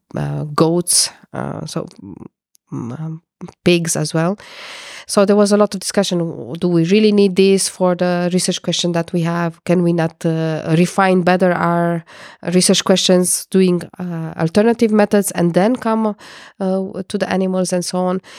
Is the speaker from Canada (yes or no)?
no; Romania; moved away as an adult; also born or lived in Portugal; now in Netherlands; I am coming from Romania, and I studied physics and chemistry